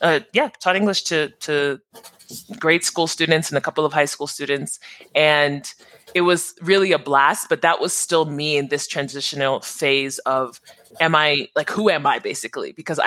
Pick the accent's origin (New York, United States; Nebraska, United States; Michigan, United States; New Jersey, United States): New Jersey, United States; born there; So I'm Nigerian American, first generation Nigerian. I was born in New Jersey.